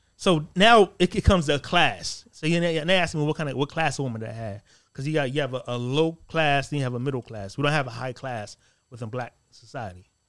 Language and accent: English; United States; I'm Black American